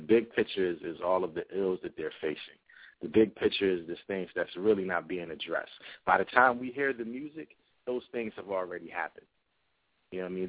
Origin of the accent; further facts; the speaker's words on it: New Brunswick, New Jersey, United States; also born or lived in Willingboro, New Jersey; I am from New Brunswick, New Jersey. I grew up between uh, New Brunswick and Willingboro, New Jersey